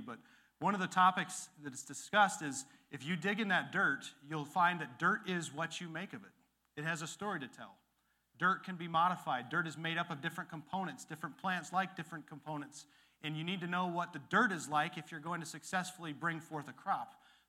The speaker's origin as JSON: {"language": "English", "region": "Illinois", "country": "United States", "tie": "born or raised there", "said": "And where I grew up after Dad got out of the military, there was where the Rock River dumps into the Mississippi, one of the most fertile valleys in the world"}